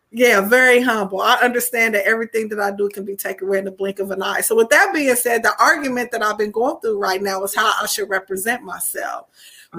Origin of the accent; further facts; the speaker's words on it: Anderson, Indiana, United States; I am from Indiana, specifically Anderson, Indiana